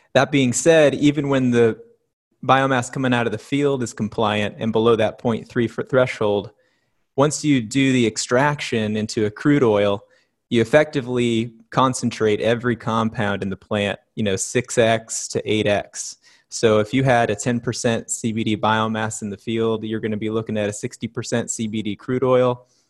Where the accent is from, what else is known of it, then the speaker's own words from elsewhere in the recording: Oregon, United States; my business partner Bree and I have been, uh, born and raised in Oregon